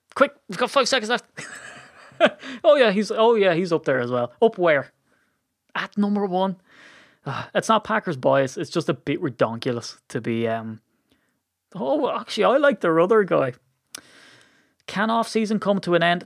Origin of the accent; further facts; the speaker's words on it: Ireland; I'm Irish